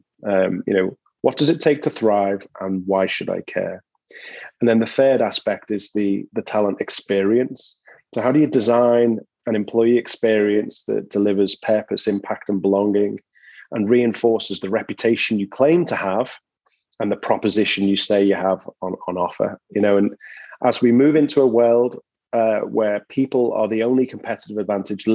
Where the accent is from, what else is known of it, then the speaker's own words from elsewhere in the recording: Liverpool, North West England, United Kingdom; moved away as an adult; now in San Diego, United States; I'm from Liverpool in England originally